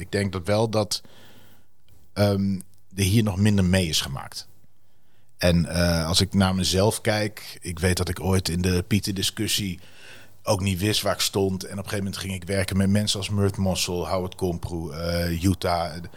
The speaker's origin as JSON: {"language": "Dutch", "town": "Wierden", "region": "Overijssel", "country": "Netherlands", "tie": "born or raised there", "accent": "Twents", "first_language": "Twents", "said": "ik vind mijn moedertaal ook heel leuk"}